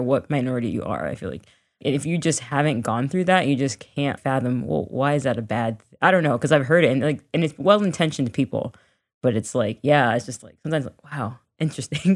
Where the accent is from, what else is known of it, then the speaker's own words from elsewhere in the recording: Miami, Florida, United States; us growing up in Miami